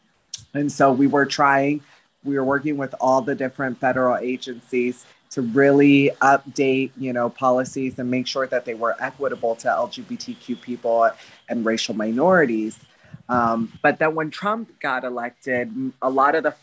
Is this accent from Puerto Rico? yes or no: yes; Bayamón, Puerto Rico; moved away; also born or lived in Washington, D.C.; now I'm a Bayamón housewife in my hometown